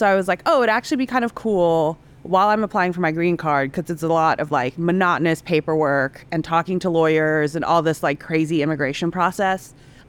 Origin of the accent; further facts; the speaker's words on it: Indonesia; moved away as an adult; also born or lived in Singapore / Hong Kong; now in United States; I was born in Singapore and I grew up in Indonesia and Hong Kong. And then I eventually moved over to the States when I was 18 for college in Savannah, Georgia.